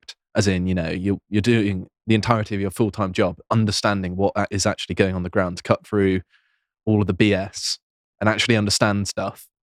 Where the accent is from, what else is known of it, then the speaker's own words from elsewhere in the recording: Devon, South West England, United Kingdom; I grew up in Devon, so it's very isolated